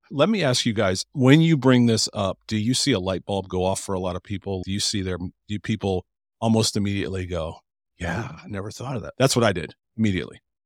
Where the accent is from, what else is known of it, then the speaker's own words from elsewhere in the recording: Cleveland, Ohio, United States; now in Columbus, United States; I'm from Cleveland